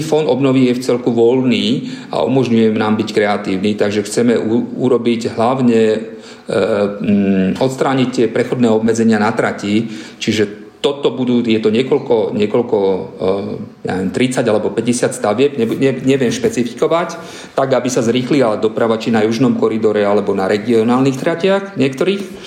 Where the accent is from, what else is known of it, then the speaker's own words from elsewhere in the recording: eastern Slovakia, Slovakia; som východného Slovenska